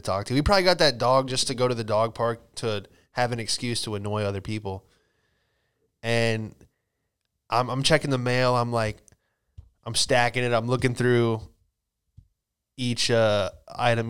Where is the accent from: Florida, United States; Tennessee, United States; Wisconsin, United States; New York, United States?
Florida, United States; moved away; also born or lived in California; I'm from Florida, you know, just moved back from California